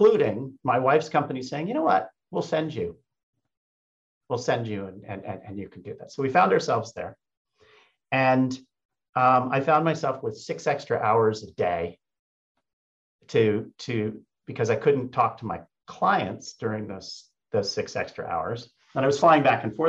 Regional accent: United States; also born or lived in Germany; in my imperfect German, I speak it fluently, but I'm still an American

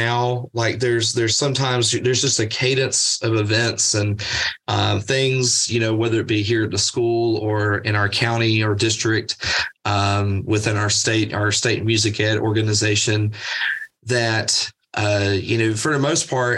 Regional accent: Birmingham, Alabama, United States; moved away as an adult; now in Athens, United States; I grew up in Birmingham

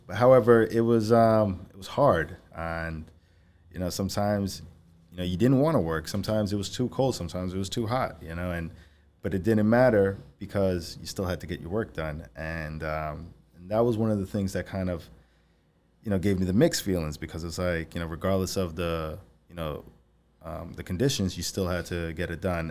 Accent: Valley Stream, New York, United States; moved away as an adult; I grew up in Valley Stream, uh, you know, since I was three

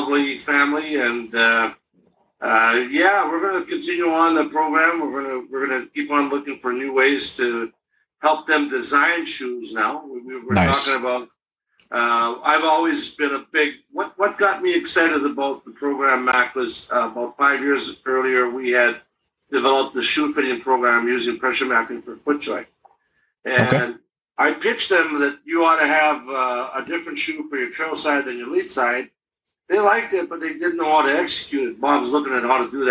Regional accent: Manitoba, Canada; now in Prince Edward Island, Canada; I'm a flatliner from Manitoba

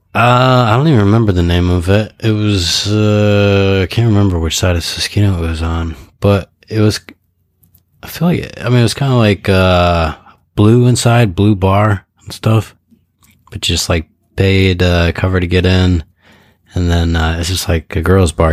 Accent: United States; moved away as an adult; now in Japan; my hometown, which is like a population of like a hundred and fifty thousand people

